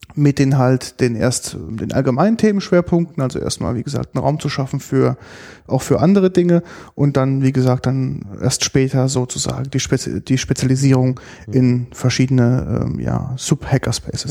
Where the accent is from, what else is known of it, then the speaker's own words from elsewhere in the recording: Germany; bei uns in Deutschland